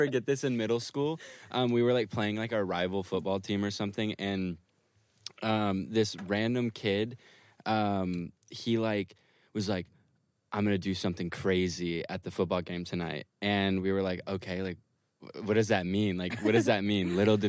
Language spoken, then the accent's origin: English; Granbury, Texas, United States; South of Katy. Like, it's called Granbury.